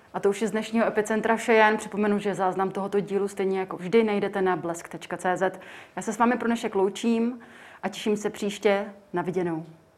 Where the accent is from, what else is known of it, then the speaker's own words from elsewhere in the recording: Czechia; my jako Češi